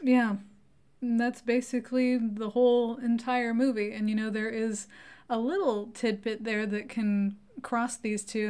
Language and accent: English; United States; we're American